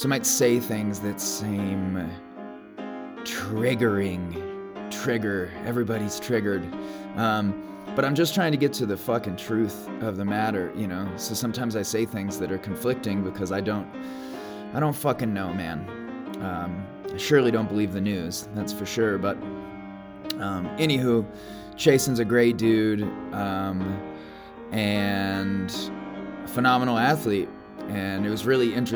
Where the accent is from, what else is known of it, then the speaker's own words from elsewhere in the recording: Chicago, Illinois, United States; I am from Chicago